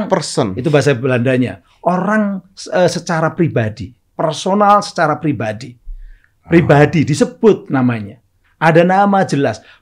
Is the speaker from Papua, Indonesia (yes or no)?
no; Surabaya, East Java, Indonesia; orang Surabaya, saya kebetulan orang Surabaya.